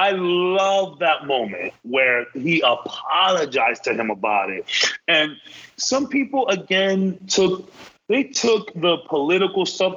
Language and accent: English; Dominican Republic; I am from the Dominican Republic